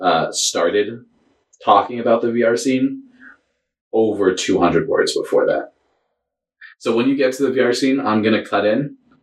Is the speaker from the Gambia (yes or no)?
no; New England, United States; No, I'm from New England.